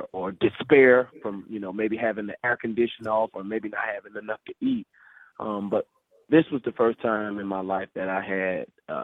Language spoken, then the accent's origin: English; Fort Lauderdale, Florida, United States; a hotel room in Fort Lauderdale in my hometown